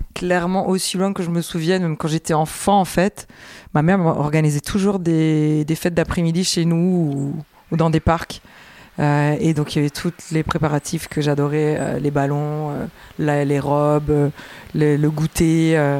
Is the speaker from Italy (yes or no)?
yes; Italy; now in France; j'ai grandi en Italie